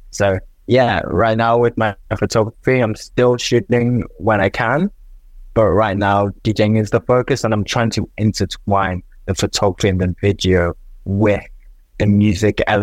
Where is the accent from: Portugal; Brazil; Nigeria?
Nigeria; It was the first time I heard Afro beats because I'm from Nigeria. I've never heard Afro beats at a night out.